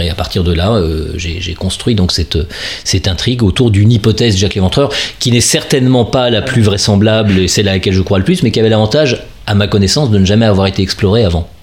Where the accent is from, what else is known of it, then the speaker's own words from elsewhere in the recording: Gennevilliers, Île-de-France, France; now in Paris, France; j'ai grandi dans les Hauts-de-Seine